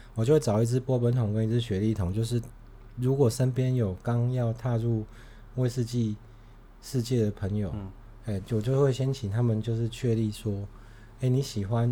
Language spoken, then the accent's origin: Chinese; Taiwan; now in Tainan, Taiwan; 我们台湾人